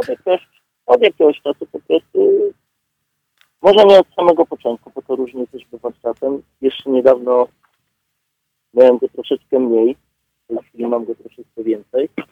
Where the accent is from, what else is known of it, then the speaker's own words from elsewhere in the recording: Łódź, Łódź Voivodeship, Poland; ja jestem z Łodzi, nie z Warszawy